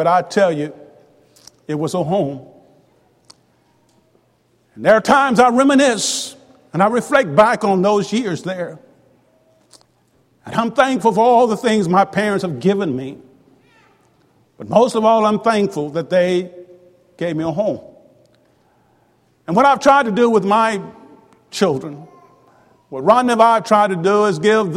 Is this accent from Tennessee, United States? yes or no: no; Tupelo, Mississippi, United States; also born or lived in Houston, Mississippi; When I was 5 years old, we moved to Tupelo